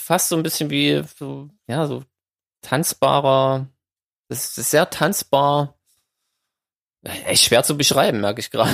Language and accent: German; Saxony, Germany; ich als Sachse